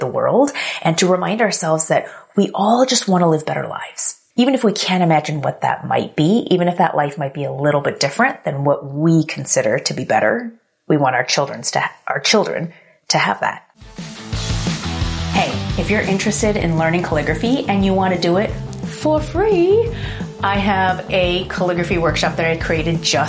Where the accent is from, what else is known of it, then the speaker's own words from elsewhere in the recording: United States; I was born here in the US, but my parents immigrated from Korea